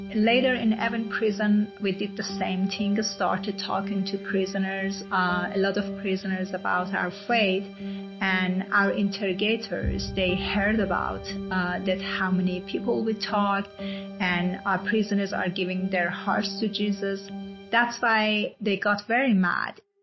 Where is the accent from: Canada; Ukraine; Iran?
Iran; moved away; I'm originally from Iran